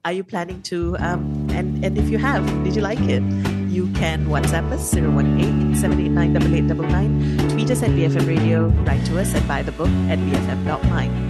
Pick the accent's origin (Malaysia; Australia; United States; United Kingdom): Malaysia; as a Malaysian